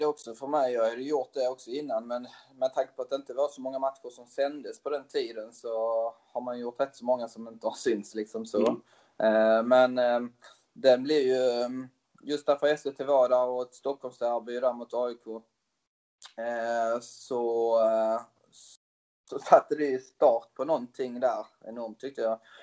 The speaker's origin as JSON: {"language": "Swedish", "town": "Tyringe", "region": "Skåne", "country": "Sweden", "tie": "born or raised there", "also_born_or_lived": "Switzerland", "said": "jag är uppväxt i Tyringe som är en liten ort utanför uh, Hässleholm"}